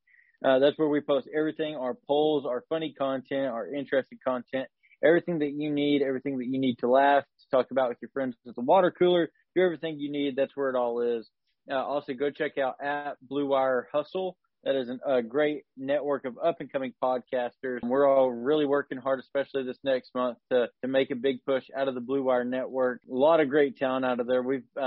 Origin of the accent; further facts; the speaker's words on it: Oklahoma, United States; We're from Oklahoma